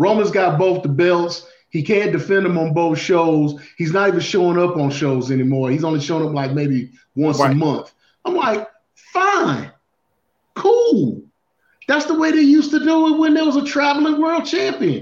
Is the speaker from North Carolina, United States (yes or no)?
yes; North Carolina, United States; I grew up in North Carolina. I'm a Mid-Atlantic guy.